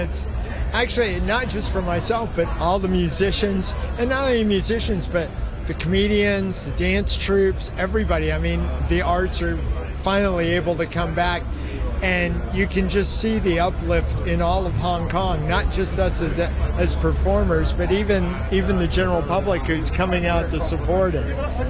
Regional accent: Cleveland, Ohio, United States; I'm from Cleveland, Ohio.

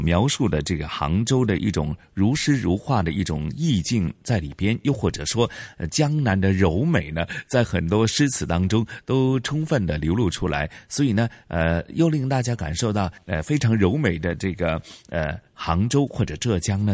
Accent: Hong Kong; 我们香港人

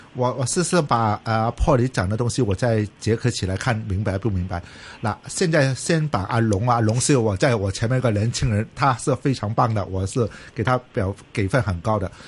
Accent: Hong Kong; 我是香港人

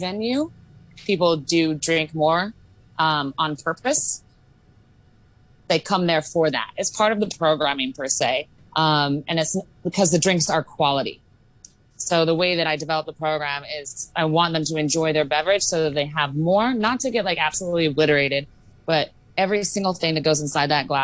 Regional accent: Oregon, United States; now in Hong Kong; I'm from the States, where we have very strict laws on alcohol, specifically in Oregon.

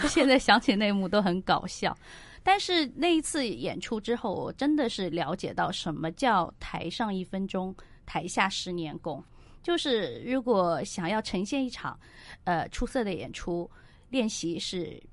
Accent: Jiangsu, China; now in Hong Kong; 因为我出生在中国江苏

